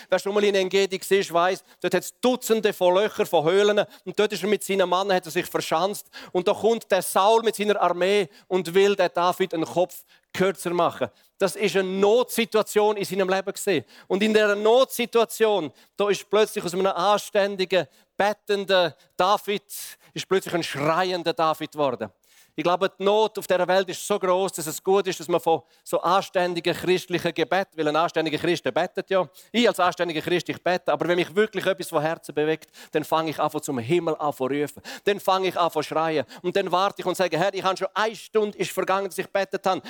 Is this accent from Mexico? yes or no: no; Switzerland; als Schweizer Gemeinde